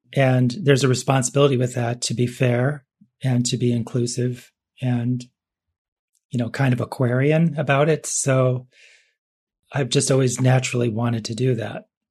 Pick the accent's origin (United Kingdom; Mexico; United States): United States; Cleveland, Ohio; I was born in Cleveland